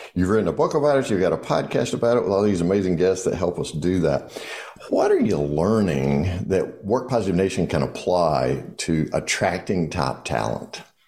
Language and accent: English; the South, Southern United States, United States; I'm a Southerner